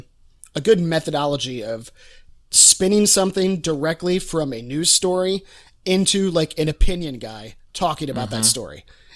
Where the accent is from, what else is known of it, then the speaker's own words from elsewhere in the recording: rural Ohio, United States; moved away; most of my hometown, you know, it's a complete echo chamber.